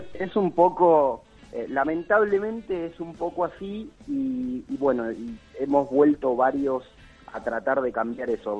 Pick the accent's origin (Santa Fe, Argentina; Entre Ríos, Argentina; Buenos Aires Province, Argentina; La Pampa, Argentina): Santa Fe, Argentina; Rosario; moved away; also born or lived in Buenos Aires; Yo soy rosarino, pero viví mucho tiempo afuera y poder volver ahora a Rosario